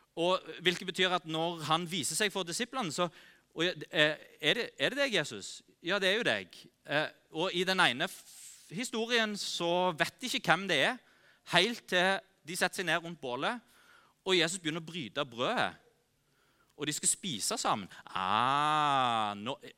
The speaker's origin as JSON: {"language": "Norwegian", "country": "Norway", "said": "oss som nordmenn"}